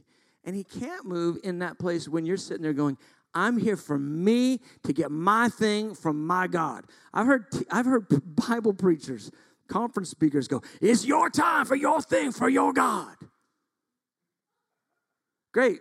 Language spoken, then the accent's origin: English; United States; we are so American